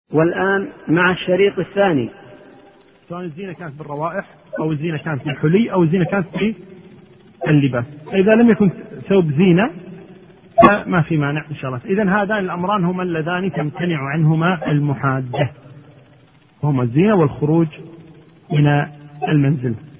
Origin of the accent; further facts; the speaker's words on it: Kuwait; عندنا في الكويت هنا